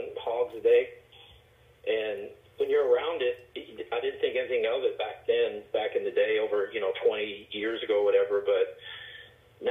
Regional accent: San Antonio, Texas, United States; I grew up in San Antonio

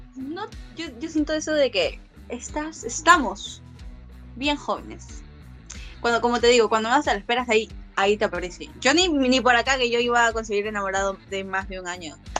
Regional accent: San Juan de Lurigancho, Lima, Peru; Yo soy de San Juan.

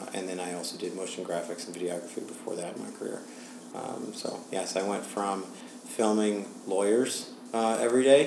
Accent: New York City, New York, United States; I am from New York City

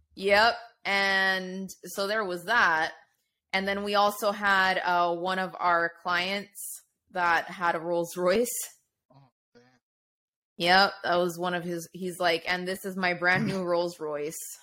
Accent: Florida, United States; I grew up in Florida

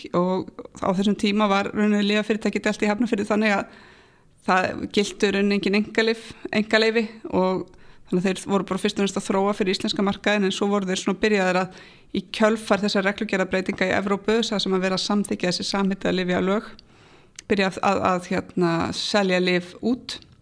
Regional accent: Kópavogur, Capital Region, Iceland; ég er alin upp í Kópavóinum

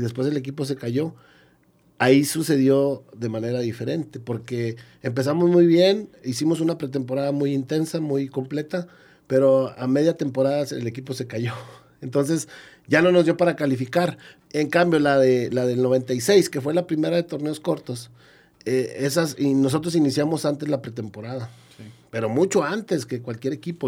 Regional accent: Gómez Palacio, Durango, Mexico; yo también soy de Gómez, que nos tocó jugar de aquí mismo de la región

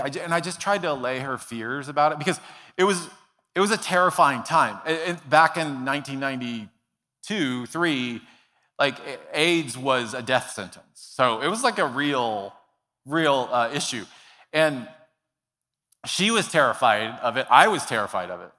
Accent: Dallas, Texas, United States; I grew up in Dallas, Texas

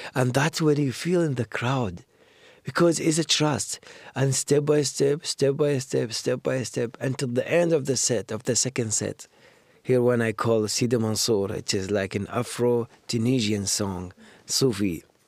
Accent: Baghdad, Baghdad Governorate, Iraq; English is a second language; moved away as an adult; now in Canada; I grew up in Baghdad

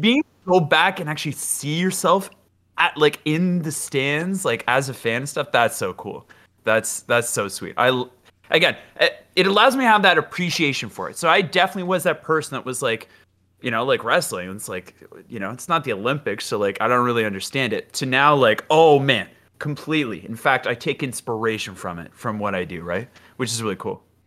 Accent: Ottawa, Ontario, Canada; I, I grew up in Ottawa, so that's the capital of Canada

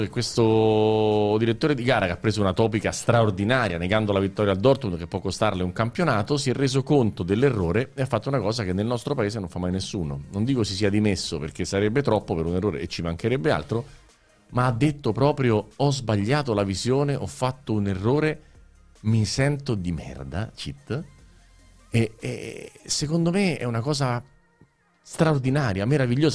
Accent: Rome, Lazio, Italy; io vengo da Roma, l'ho vissuta a Roma

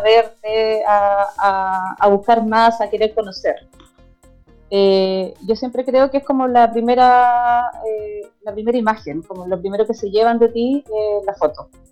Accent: Viña del Mar, Valparaíso, Chile; soy de Viña del Mar

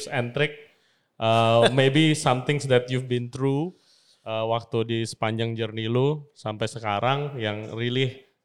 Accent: Padang, West Sumatra, Indonesia; karena gue orang Padang

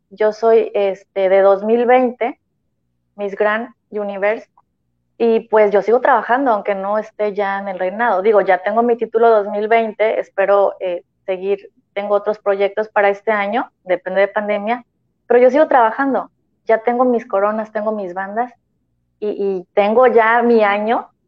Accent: Tampico, Tamaulipas, Mexico; yo este, voy a Guatemala, represento México, pero vengo de Tampico.

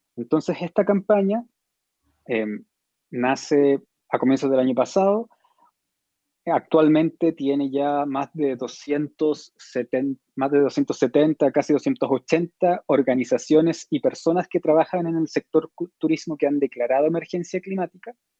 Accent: Chile; yo que soy chileno

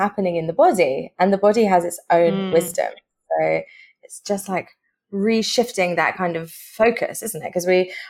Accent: United Kingdom; moved away; we're actually both originally from the UK, but here we are in the Southern Hemisphere

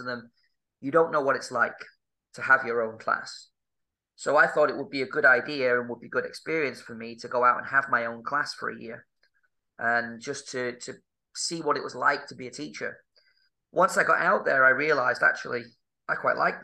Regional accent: Manchester, North West England, United Kingdom; moved away as an adult; also born or lived in Budapest / South Korea / Czech Republic / Spain; I'm from Manchester in the UK

